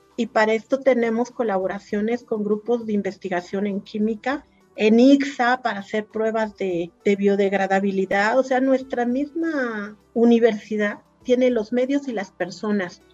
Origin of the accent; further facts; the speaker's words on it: Puebla, Mexico; now in Hidalgo, Mexico; soy poblana